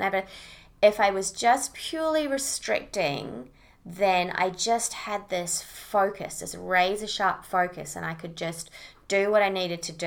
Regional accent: Auckland, New Zealand; moved away as an adult; now in Sunshine Coast, Australia; I'm originally from Auckland, New Zealand.

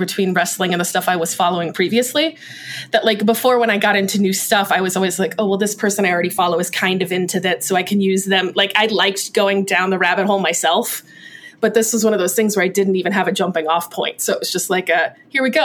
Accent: Clearwater, Florida, United States; I grew up in Clearwater, Florida

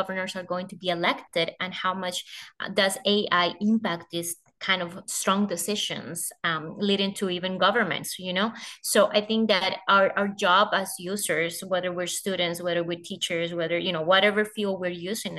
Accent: Colombia; my home country. So I joined the global organization as the country director for Colombia

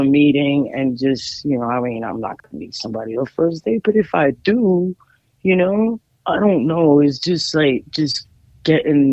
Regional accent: New York, United States; moved away; when I went down to New York, my hometown

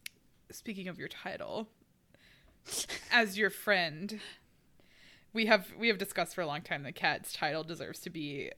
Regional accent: Houston, Texas, United States; moved away; you're from Dallas and I'm from Houston.

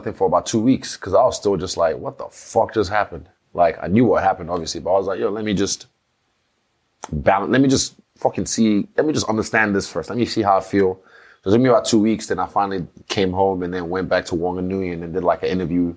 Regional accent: Nigeria; growing up in Nigeria

